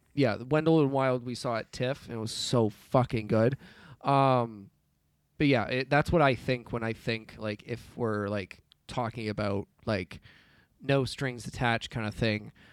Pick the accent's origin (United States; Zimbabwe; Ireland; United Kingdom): United Kingdom; I'm British